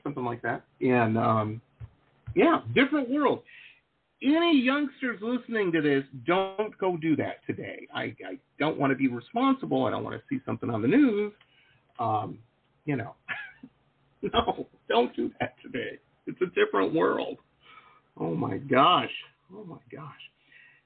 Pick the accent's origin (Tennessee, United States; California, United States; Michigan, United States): Michigan, United States; Detroit; also born or lived in Tahlequah, Oklahoma; now in South Florida, United States; I grew up in Metro Detroit